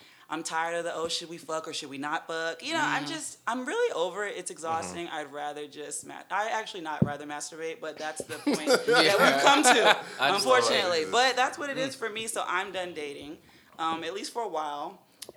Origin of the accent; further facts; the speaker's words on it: Orlando, Florida, United States; now in Atlanta, United States; I'm from Orlando